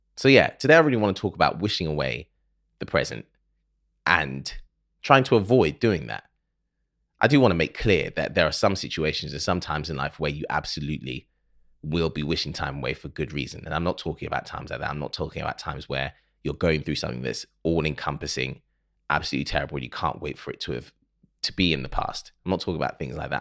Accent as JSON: {"language": "English", "country": "Ghana", "said": "I am from Ghana. I'm Ghanaian, so we say Happy New Year until June"}